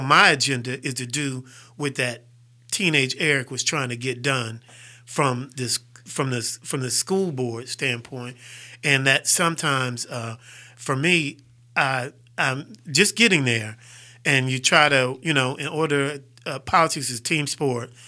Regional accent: Fairfield, Alabama, United States; also born or lived in Farrell, Pennsylvania / Sharon, Pennsylvania / Houston, Texas; I'm a Fairfield dude

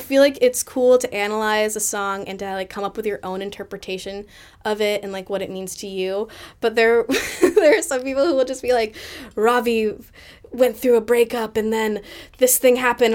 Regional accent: Boston, Massachusetts, United States; the one in my hometown

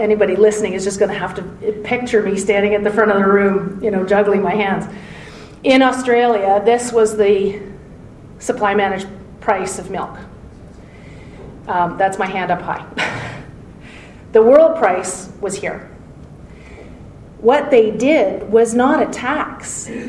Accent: Southern Ontario, Canada; also born or lived in Toronto; I'm from Ontario, Southern Ontario.

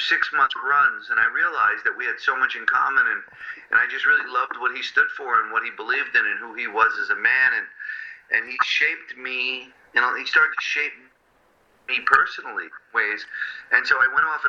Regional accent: New Jersey, United States; also born or lived in Brooklyn, New York; I moved out of Brooklyn when I was six, and then we went back every Sunday to be with my grandmother, but I grew up in Central Jersey mostly

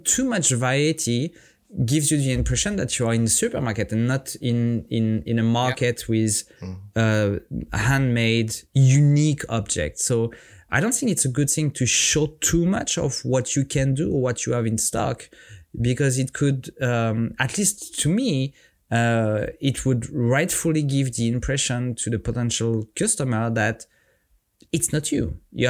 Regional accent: Auvergne-Rhône-Alpes, France; Don't underestimate me. I'm from the French Alps and it's cold here as well. Not as cold as Norway, for sure.

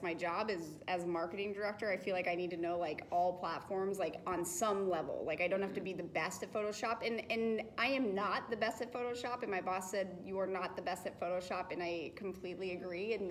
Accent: Colorado, United States; now in Southern California, United States; I'm from Colorado, and it's sunny there like 300 days of the year.

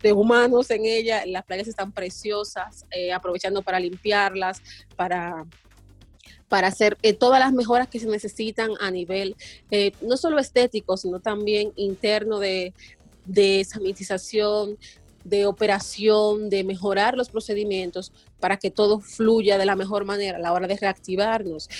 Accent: Dominican Republic

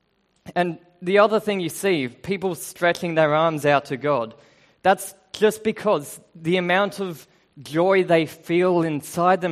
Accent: Australia; moved away; I do have an accent because I'm Australian

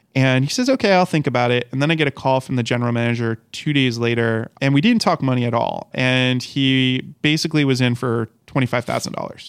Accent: Rhode Island, United States; moved away; I'm from Rhode Island. And when I was in Rhode Island and I was getting my degree in education

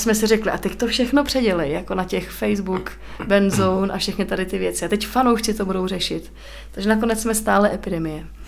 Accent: Czechia; also born or lived in Týn; jako Češi

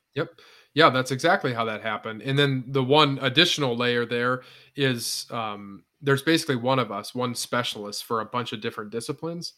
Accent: northwestern Indiana, United States; moved away as an adult; also born or lived in Ohio / South Dakota; now in Iowa, United States; I grew up in Indiana

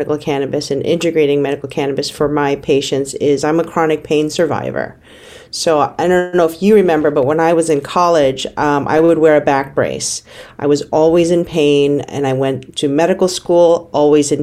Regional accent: New York City, New York, United States; moved away as an adult; also born or lived in California; I grew up in the Bronx

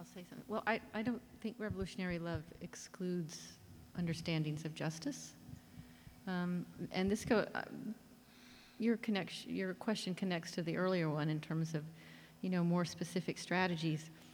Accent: Oklahoma, United States; moved away; They are the people I grew up with in Oklahoma

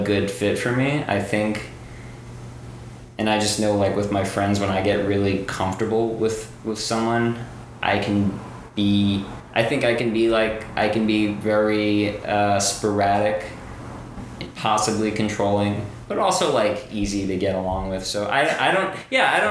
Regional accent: New York City, New York, United States; also born or lived in New Zealand; I grew up here in New York City. I grew up in the Bronx

